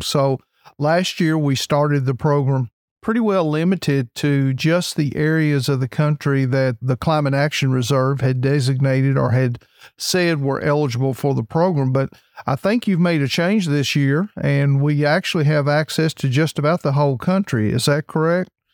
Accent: Kentucky, United States; I'm from Kentucky, so we've actually had some fair weather conditions here

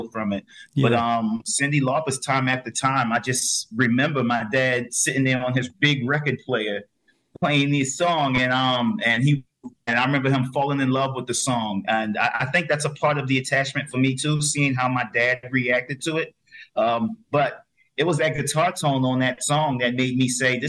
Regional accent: Philadelphia, Pennsylvania, United States; also born or lived in Brooklyn, New York; we ended up moving to Philadelphia, to Philly, which is my home

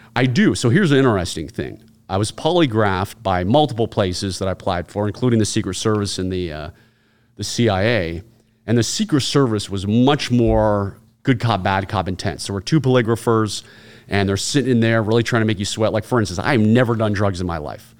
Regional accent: Virginia, United States; Virginia, where I'm born and raised

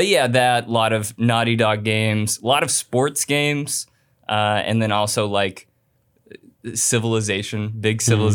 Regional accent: Atlanta, Georgia, United States; I'm from Atlanta, Georgia.

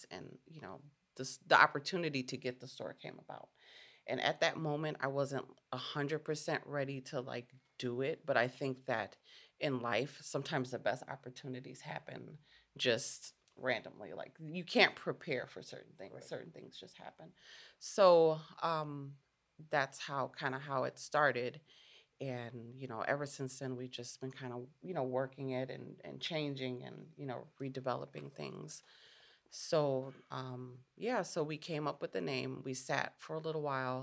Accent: Chicago, Illinois, United States; moved away as an adult; I'm from Chicago, and I've been living out here for 9 years.

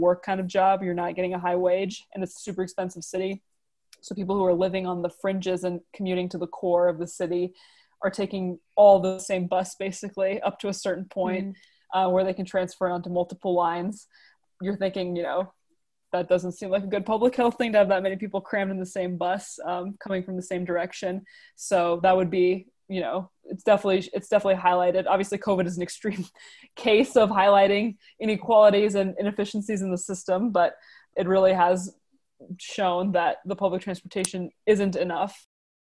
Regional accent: United States; I'm from the U.S.

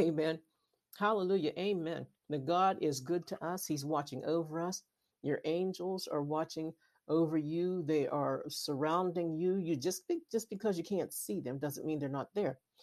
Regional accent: Western Pennsylvania, United States; I'm from Western Pennsylvania

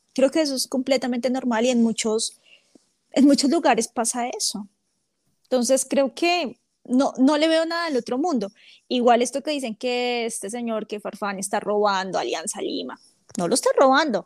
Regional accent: Bogotá, Colombia; yo soy de Bogotá

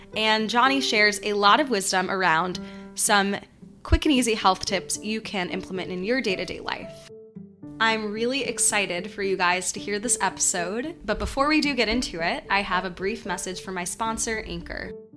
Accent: New York, United States; he's a fellow New Yorker, so you can imagine how comforting it was for me to meet someone from my hometown

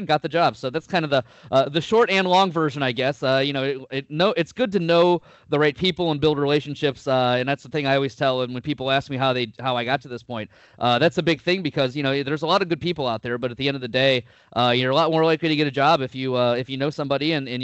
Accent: Cleveland, Ohio, United States; moved away as an adult; now in Columbus, United States; originally from the Cleveland area, West Side

